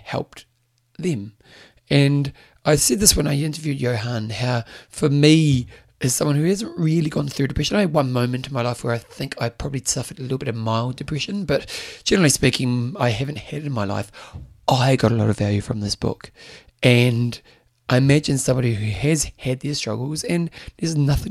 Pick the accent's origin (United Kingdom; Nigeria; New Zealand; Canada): New Zealand; they knew I was a Kiwi or a New Zealander